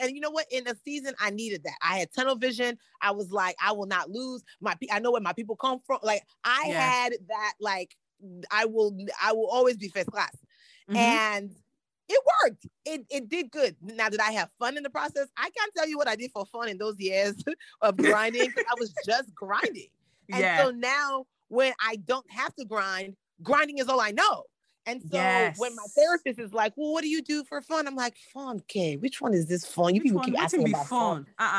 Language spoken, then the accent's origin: English; Nigeria; And I know it sounds crazy because being Nigerian is what got me to success.